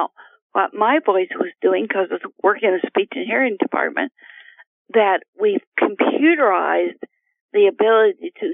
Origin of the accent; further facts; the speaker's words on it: Appalachia, United States; I was raised in Appalachia with no electricity